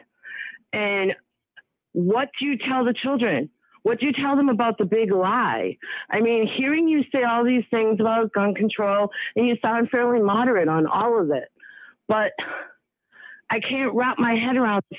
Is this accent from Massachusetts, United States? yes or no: yes; Sharon, Massachusetts, United States; also born or lived in Boston; I grew up in Sharon, which is a massively multicultural town, born in Boston